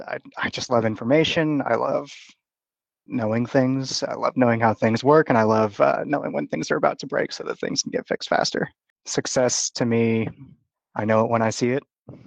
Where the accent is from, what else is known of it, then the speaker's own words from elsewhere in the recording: Austin, Texas, United States; also born or lived in Dallas; Funnily enough, I'm from the Dallas area. I lived there for about 10 years, but grew up in Austin.